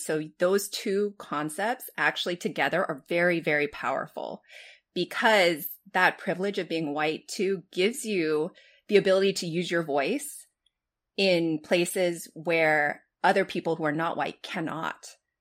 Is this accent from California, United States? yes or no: yes; Los Angeles, California, United States; when I was growing up in Los Angeles